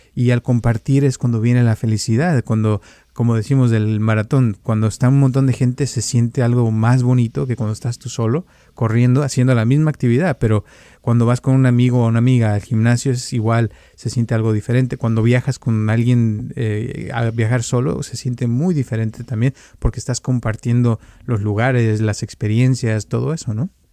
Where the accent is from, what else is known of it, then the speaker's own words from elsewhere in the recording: Mexico; now in California, United States; cuando yo crecí también en México, salíamos todos los días a la calle a jugar